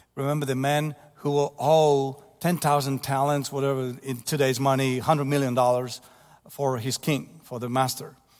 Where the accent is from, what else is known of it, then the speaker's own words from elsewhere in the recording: Ostróda, Warmian-Masurian Voivodeship, Poland; English is a second language; moved away; Ostruda, my hometown, where I was born later in nineteen fifty-eight